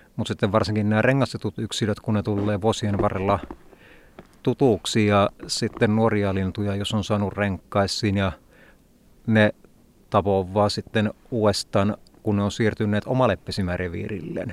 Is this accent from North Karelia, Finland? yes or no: yes; Polvijärvi, North Karelia, Finland; kotipitäjässä Polovijärvellä